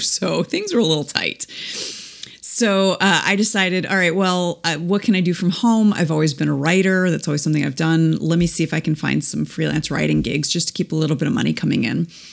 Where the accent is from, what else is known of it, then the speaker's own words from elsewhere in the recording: East Coast, United States; moved away as an adult; now in Midwest, United States; we were already uh, living in the Midwest, and we're both from the East Coast originally